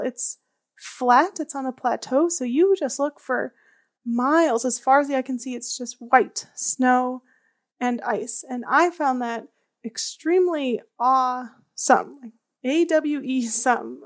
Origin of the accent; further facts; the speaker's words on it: outside of Chicago, Illinois, United States; I grew up outside of Chicago in the Midwest